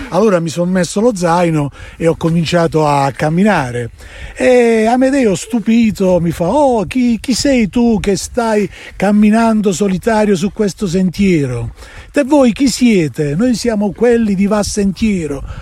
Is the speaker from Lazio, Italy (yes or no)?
no; San Severo, Apulia, Italy; sono di San Severo Foggia.